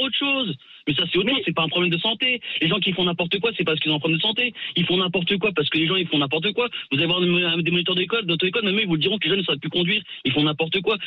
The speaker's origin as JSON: {"language": "French", "area": "Alsace", "region": "Grand Est", "country": "France", "moved": "yes", "lives_now": "Yvelines, France", "said": "je suis pas une des Yvelines, mais moi je suis d'Alsace, mais j'habite dans les Yvelines"}